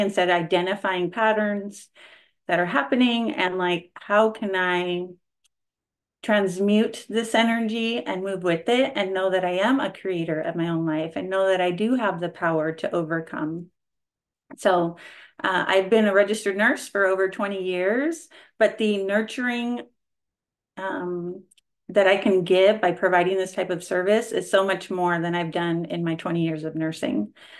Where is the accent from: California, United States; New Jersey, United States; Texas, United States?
California, United States; I am from California